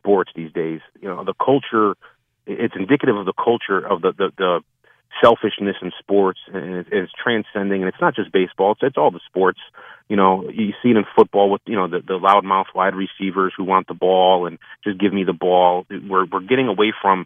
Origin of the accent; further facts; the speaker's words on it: Connecticut, United States; I'm from Connecticut. I work down in closer to New York, so I pick up the New York station.